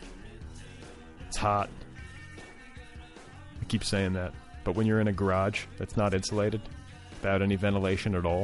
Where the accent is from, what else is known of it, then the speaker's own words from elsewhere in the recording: Indiana, Wisconsin, Midwest, United States; moved away; I grew up in Indiana, in Wisconsin